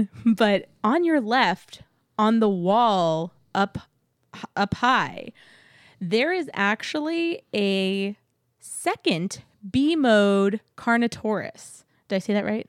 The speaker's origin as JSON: {"language": "English", "region": "Texas", "country": "United States", "moved": "yes", "lives_now": "Florida, United States"}